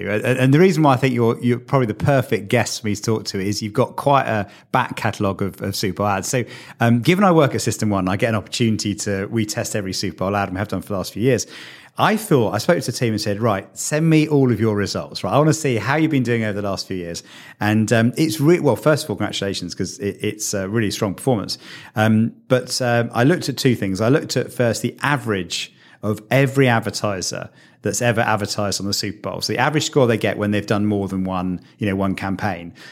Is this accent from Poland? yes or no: no; United Kingdom; So what I didn't appreciate as a, as, as a British guy is quite what a cultural experience it was.